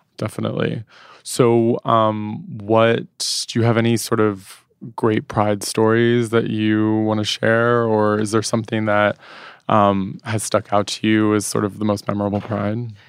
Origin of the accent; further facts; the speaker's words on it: Washington, District of Columbia, United States; moved away as an adult; now in New York, United States; I grew up in Washington, D C